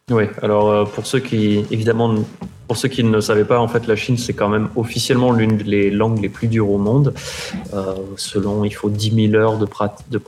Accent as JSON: {"language": "French", "town": "Paris", "region": "Île-de-France", "country": "France", "said": "wo shi ba li ren. Genre je suis parisien, c'était les trois mots que je savais, que je savais faire."}